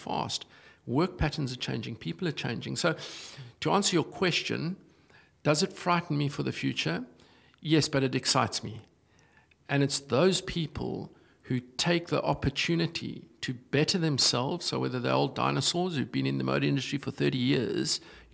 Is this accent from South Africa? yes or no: yes; South Africa; moved away; as a South African